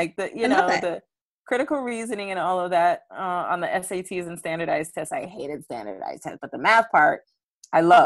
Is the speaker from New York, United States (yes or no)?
yes; New York City, New York, United States; I'm a Brooklyn native. I grew up in East Flatbush